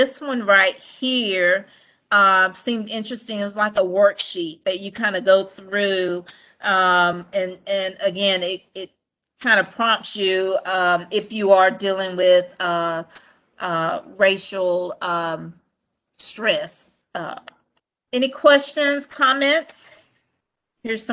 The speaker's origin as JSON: {"language": "English", "town": "Goldsboro", "region": "North Carolina", "country": "United States", "said": "I'm from Goldsboro, little country town."}